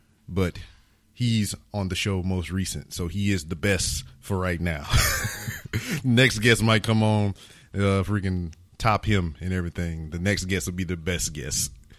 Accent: United States; born there; I am an American. I was born in America. And more than likely, I'm going to die in America.

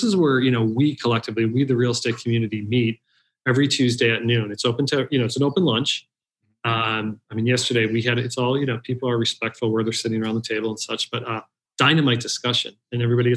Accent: Scranton, Pennsylvania, United States; now in Austin, United States; I grew up in Scranton, PA, Irish part of an Italian town.

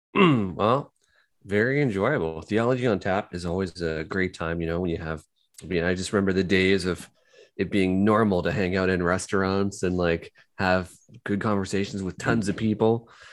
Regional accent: Kitchener, Ontario, Canada; I'm from Kitchener

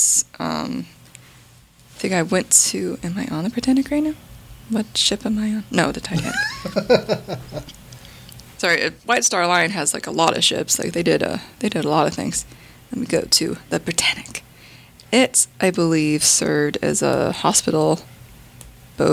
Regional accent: United States; I'm American

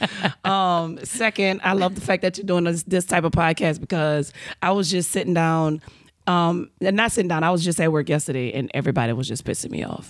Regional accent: New Orleans, Louisiana, United States; now in California, United States; I'm from New Orleans. We, we ghetto

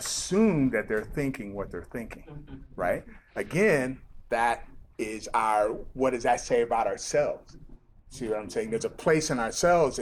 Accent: Nigeria; now in United States; I grew up in Nigeria

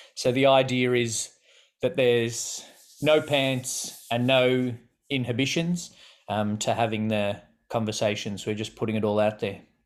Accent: Australia; accent: Australian; people will think we're English because of our accent and but then they'll a lot of people guess South African before they guess Australian

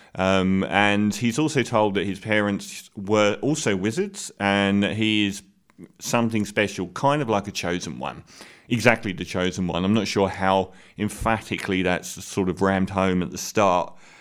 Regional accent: England, United Kingdom; I'm bigging myself up as an English person

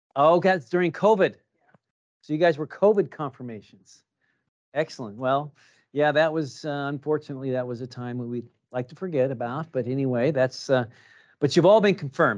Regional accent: Kansas City, United States; I grew up in Kansas City

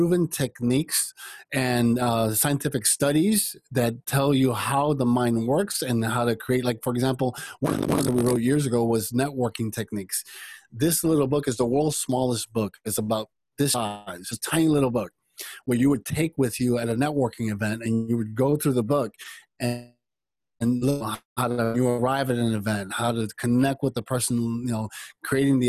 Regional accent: United States; also born or lived in Cuba; when I came to the United States, I came with my mother

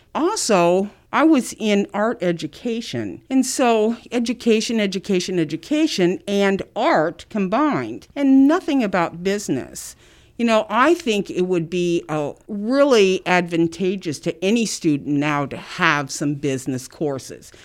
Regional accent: South Bend, Indiana, United States; moved away as an adult; now in Muncie, United States; I, um, was born and raised in South Bend.

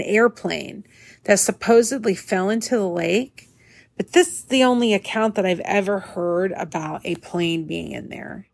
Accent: Northwest Indiana, United States; growing up in Northwest Indiana

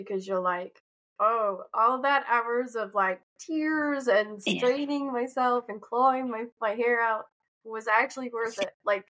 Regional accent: Shetland, Scotland, United Kingdom; I grew up in Scotland, in Shetland

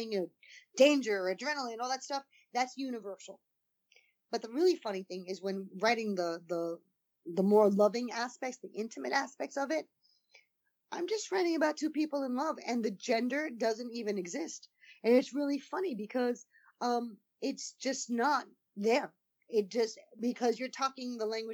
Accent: East Coast, United States; I'm from the East Coast

